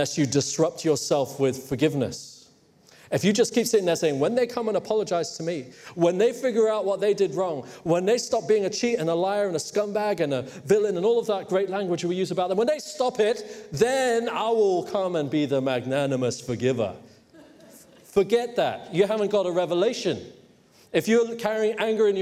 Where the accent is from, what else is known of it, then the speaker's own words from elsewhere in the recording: Hong Kong; moved away; in case you're wondering where my accent is from. But I grew up in Hong Kong